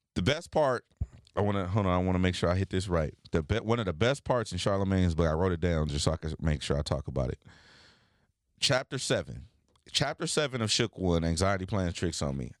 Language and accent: English; United States; as a black man growing up in America